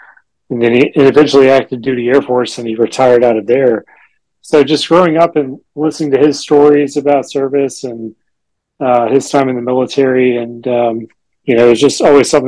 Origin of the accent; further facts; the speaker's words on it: Cobb County, Georgia, United States; moved away as an adult; also born or lived in Fort Worth, Texas; So I'm a Cobb County native. Grew up in Cobb. I was born at Northside Hospital and went to Dominion Christian High School in West Cobb.